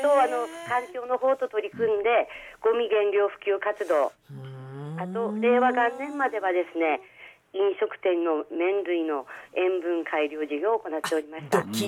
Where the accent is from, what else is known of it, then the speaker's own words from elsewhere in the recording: Hokkaido, Japan; also born or lived in Aomori Prefecture; now in Aomori, Japan; 私はですね1956年の北海道生まれです。はい。道産子なんですね